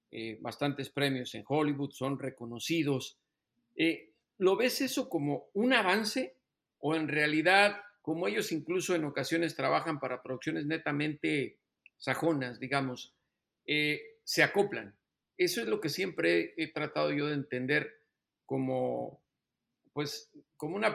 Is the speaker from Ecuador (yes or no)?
no; Mexico; Pero el tequilita, como buen mexicano.